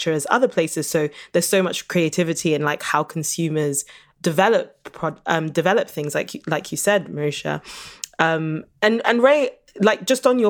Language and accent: English; United Kingdom; I'm from Britain, but my heritage is Nigerian.